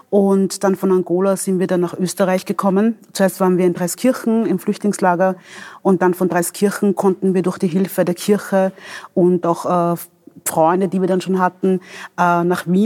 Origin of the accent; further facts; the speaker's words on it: DR Congo; born there; moved away; Ähm, ich bin in der Demokratischen Republik Kongo geboren.